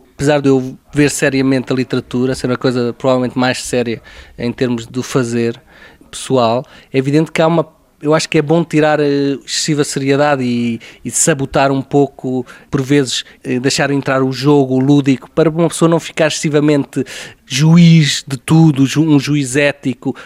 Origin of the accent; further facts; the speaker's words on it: Aveiro, Centro, Portugal; Eu cresci em Aveiro e quer dizer, muitas das minhas recordações de infância são a jogar futebol na rua, à pancada